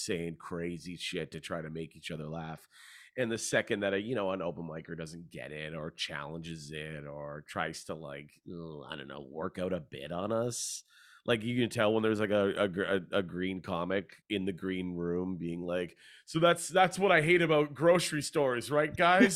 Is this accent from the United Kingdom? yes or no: no; Hamilton, Ontario, Canada; moved away as an adult; also born or lived in Vancouver / Toronto; I grew up in Hamilton